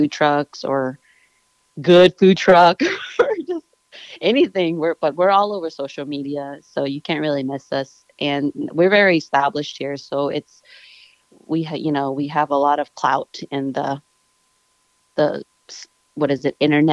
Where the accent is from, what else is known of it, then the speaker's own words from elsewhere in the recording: Laos; we're Laotian, we're from Laos.